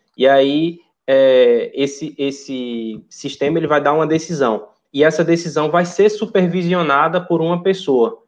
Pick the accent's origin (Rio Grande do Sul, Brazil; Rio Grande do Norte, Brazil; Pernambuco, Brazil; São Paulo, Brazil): Pernambuco, Brazil; Recife; moved away; Eu sou de Recife